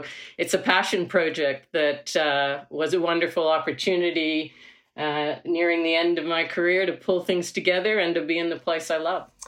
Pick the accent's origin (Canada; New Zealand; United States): Canada; moved away as an adult; now in Australia; I came from Canada to Australia to do a doctorate in environmental management.